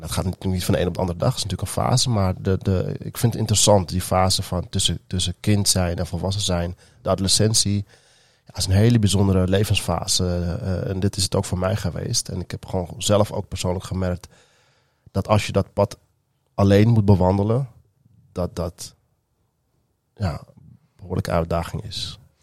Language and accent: Dutch; Amstelveen, North Holland, Netherlands; Ik ben geboren in Amsterdam, opgegroeid in Amstelveen en deels ook wel in Amsterdam.